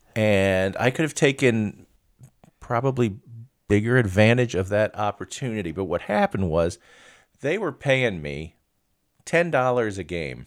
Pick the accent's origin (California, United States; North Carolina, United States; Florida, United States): Florida, United States; Miami; moved away; I grew up in Miami, and we, we called them U of M or U M.